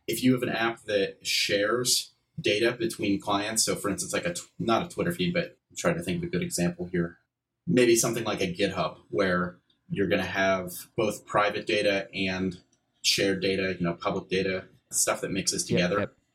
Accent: Pittsburgh, Pennsylvania, United States; I'm from Pittsburgh, PA

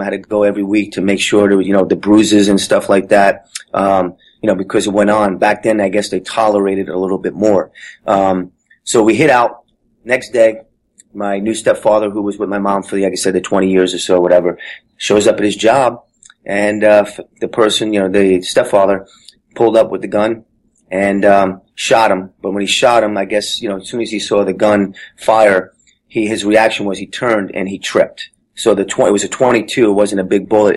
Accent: Jersey City, New Jersey, United States; I grew up in Jersey City, New Jersey

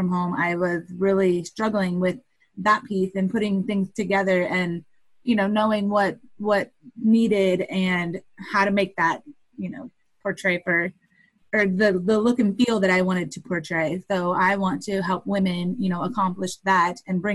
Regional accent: Indiana, United States; I am from Indiana, and I'm a web designer for female entrepreneurs

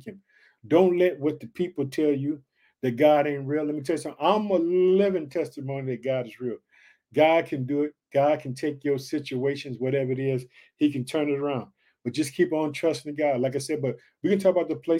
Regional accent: Illinois, United States; Illinois, which is my home state. Like I said, I reside in the city of Chicago

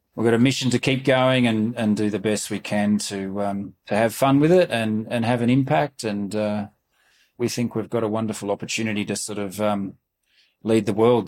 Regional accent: Melbourne, Victoria, Australia; moved away as an adult; now in Reno, United States; growing up in Melbourne

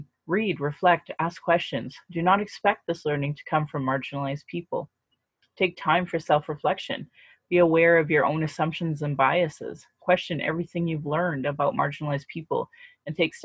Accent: Calgary, Alberta, Canada; I was born and raised in Calgary. I was born and raised in Alberta.

